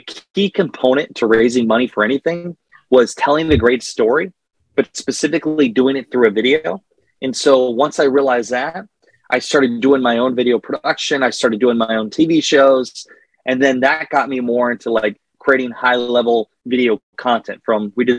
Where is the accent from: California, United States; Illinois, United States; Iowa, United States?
Iowa, United States; Northeast; I grew up in Northeast Iowa